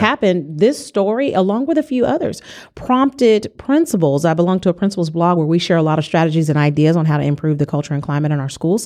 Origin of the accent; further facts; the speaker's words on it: California, United States; I'm from California